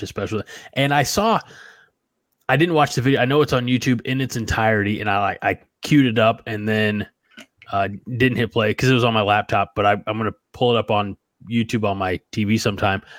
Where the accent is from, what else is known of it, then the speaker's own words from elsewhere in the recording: New Baden, Illinois, United States; also born or lived in Salem, Illinois; my hometown of New Baden